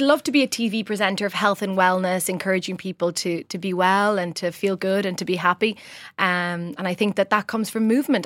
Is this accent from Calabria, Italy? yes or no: no; Rome, Lazio, Italy; moved away as an adult; now in Ireland; I grew up in the centre of Roman Trastevere, a lovely area